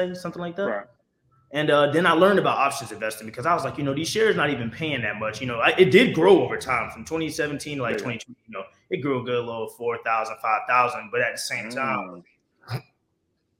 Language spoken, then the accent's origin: English; Sumter, South Carolina, United States; I'm originally from Sumter, South Carolina, man, a graduate of Lakewood